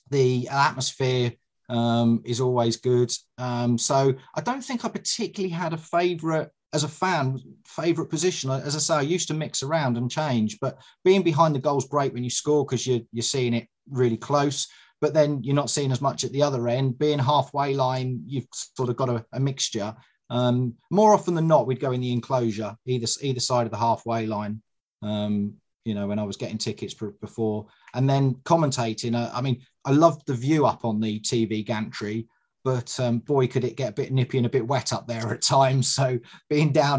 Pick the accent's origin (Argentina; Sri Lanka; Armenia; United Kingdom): United Kingdom; Suffolk, East of England; also born or lived in Dorset; I was born in Dorset and lived in Suffolk for most of my life